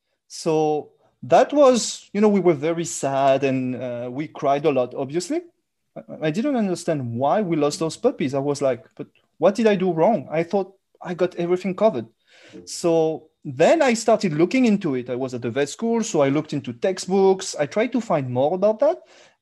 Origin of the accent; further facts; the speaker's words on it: France; accent: thick French; English is a second language; moved away; I'm sure you can hear my thick French accent. So because I'm French, obviously, Dr. Greer told me a long time ago that I will never lose this accent, so I'm keeping it.